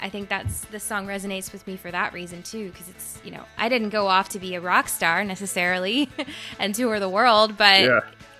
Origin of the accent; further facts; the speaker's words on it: Central Illinois, United States; moved away as an adult; now in Florida, United States; I'm a transplant as well. I grew up in Central Illinois and moved down to Florida right after college.